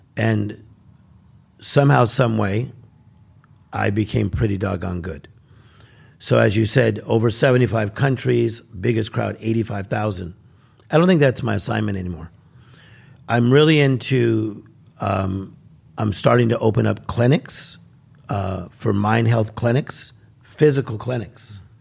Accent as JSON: {"language": "English", "town": "Compton", "region": "California", "country": "United States", "said": "I'm from Compton, California."}